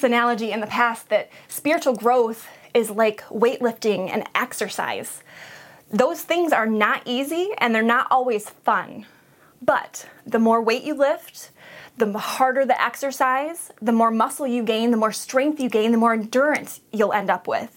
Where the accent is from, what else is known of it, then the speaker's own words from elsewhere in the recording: Montrose, United States; also born or lived in Flushing; we were both born and raised in Montrose, graduated from Montrose